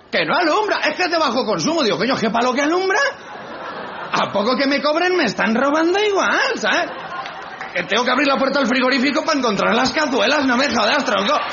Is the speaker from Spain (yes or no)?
yes; Spain; que soy español